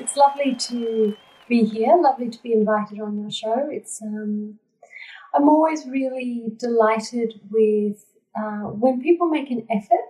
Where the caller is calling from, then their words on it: Darug country, New South Wales, Australia; I'm calling from Darug country.